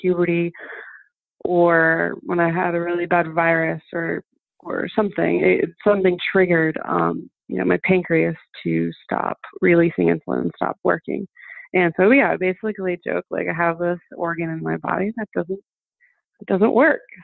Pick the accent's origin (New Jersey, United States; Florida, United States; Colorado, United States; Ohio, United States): Florida, United States; Fort Lauderdale; first language German; English is a second language; also born or lived in Mannheim, Germany; we moved to Florida, Fort Lauderdale, Florida, when I was seven